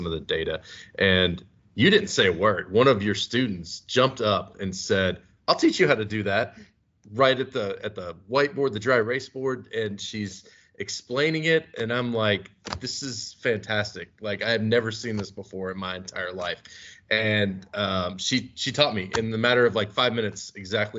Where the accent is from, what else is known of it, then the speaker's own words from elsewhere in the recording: Kentucky, United States; moved away as an adult; now in Omaha, United States; I'm from Kentucky.